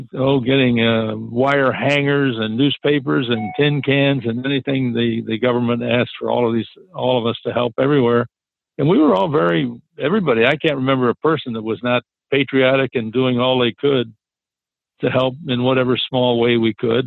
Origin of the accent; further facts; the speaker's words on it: Chicago, Illinois, United States; growing up in Chicago back in, in that day